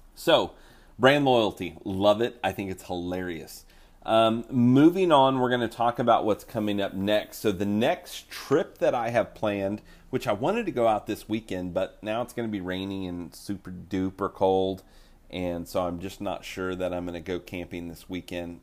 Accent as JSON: {"language": "English", "region": "Oklahoma", "country": "United States", "said": "I'm from Oklahoma"}